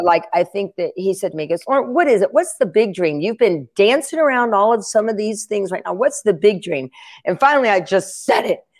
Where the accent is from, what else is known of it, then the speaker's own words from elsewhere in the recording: Asheville, North Carolina, United States; moved away; I'm from Asheville, North Carolina.